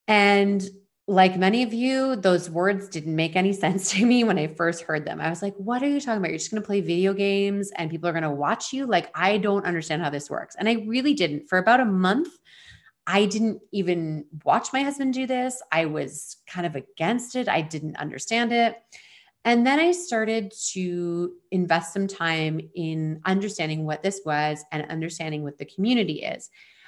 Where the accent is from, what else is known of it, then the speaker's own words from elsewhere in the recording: Ontario, Canada; moved away as an adult; now in Vancouver Island, Canada; I'm from Eastern Ontario outside of Toronto, and I live now on Vancouver Island.